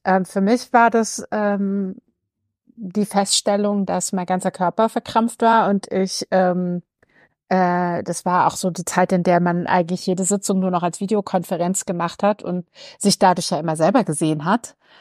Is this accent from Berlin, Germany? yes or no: yes; Berlin, Germany; ich bin gebürtige Berlinerin